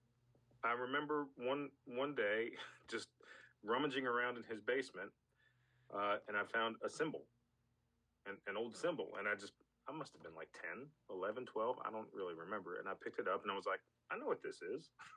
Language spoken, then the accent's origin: English; Atlanta, Georgia, United States; moved away as an adult; now in Birmingham, United States; I'm from the Atlanta area